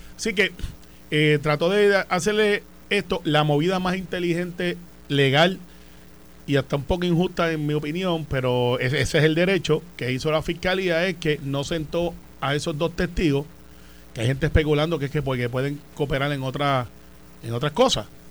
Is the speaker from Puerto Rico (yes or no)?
yes; Puerto Rico; como buen puertorriqueño